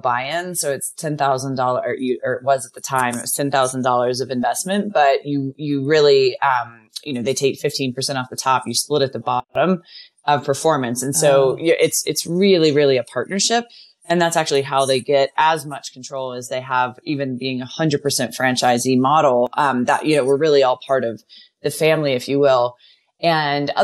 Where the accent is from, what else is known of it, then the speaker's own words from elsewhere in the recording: Birmingham, Alabama, United States; moved away; also born or lived in New York / California; I grew up in Alabama and met my husband when we were 9 years old in fourth grade.